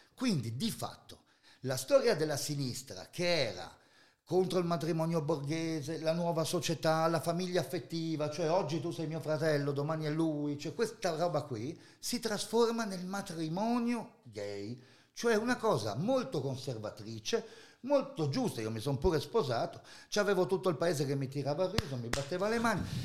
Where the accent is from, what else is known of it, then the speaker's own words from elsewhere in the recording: Friuli-Venezia Giulia, Italy; Sono friulano, terra di Loris Fortuna